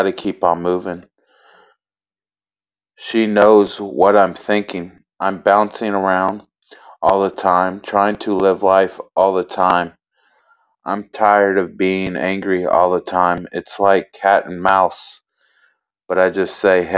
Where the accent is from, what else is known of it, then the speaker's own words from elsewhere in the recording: Elizabethtown, Kentucky, United States; I'm from Kentucky. I was raised in Elizabethtown.